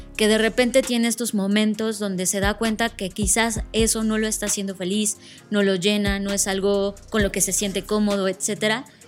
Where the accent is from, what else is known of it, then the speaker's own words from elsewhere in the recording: Mexico; como mexicanos